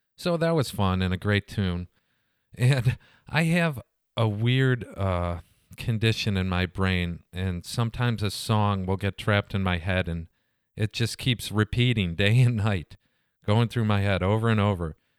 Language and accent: English; United States; being an American.